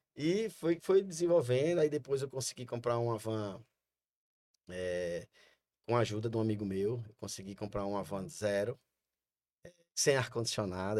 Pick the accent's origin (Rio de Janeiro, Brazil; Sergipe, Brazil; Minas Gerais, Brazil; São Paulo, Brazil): Sergipe, Brazil; eu sou sergipano, meus pais são pernambucanos, mas eu sou sergipano